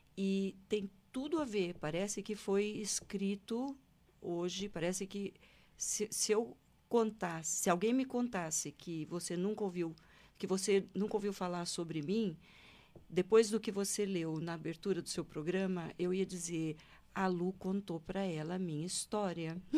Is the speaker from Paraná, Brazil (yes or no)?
yes; Londrina, Paraná, Brazil; nasci em Londrina, no Paraná